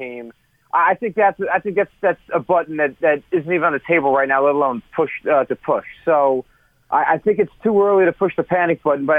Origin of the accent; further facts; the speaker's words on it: Westfield, New Jersey, United States; I was born in Summit, New Jersey, and I have grown up in Union County my whole life, Westfield. And I went to high school in Middlesex.